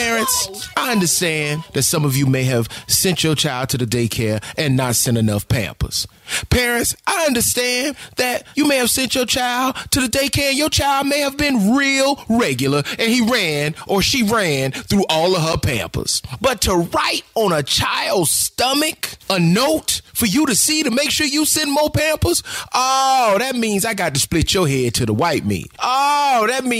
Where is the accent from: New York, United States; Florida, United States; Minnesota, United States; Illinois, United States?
Florida, United States; And yes, this happened in my home state.